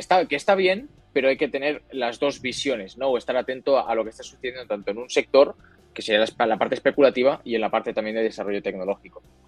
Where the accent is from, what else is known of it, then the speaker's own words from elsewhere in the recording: Barcelona, Catalonia, Spain; moved away as an adult; now in Madrid, Spain; yo soy de Barcelona, soy de, España, ahora me he mudado a Madrid por, temas de, faena